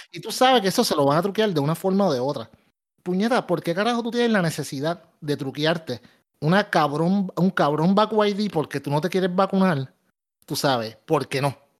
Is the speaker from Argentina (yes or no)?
no; Puerto Rico; todos somos puertorriqueños